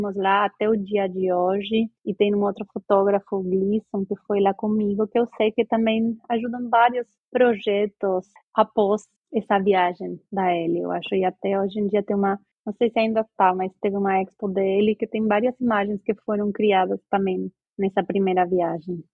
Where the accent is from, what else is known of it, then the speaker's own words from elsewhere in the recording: Argentina; Portuguese is a second language; also born or lived in Brazil; now in London, United Kingdom; sou argentina e morei no Brasil muito tempo, eh, quase 15 anos